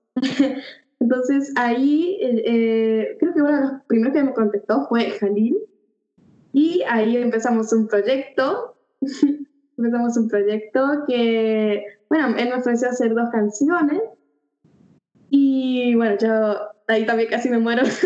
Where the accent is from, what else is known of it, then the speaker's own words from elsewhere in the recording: Mendoza, Argentina; soy de Mendoza